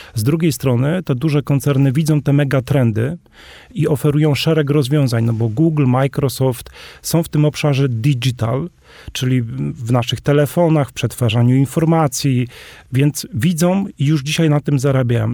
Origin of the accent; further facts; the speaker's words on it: Polish Highlands, Podhale, Poland; sam jestem góralem